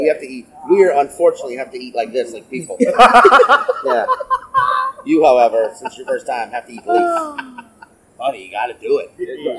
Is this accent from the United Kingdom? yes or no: no; United States; growing up as an American